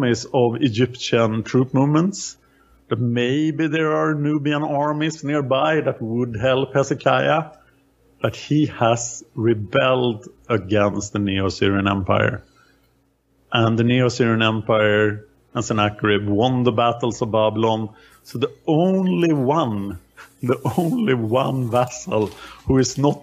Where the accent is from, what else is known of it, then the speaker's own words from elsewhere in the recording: Sweden; I am from Sweden.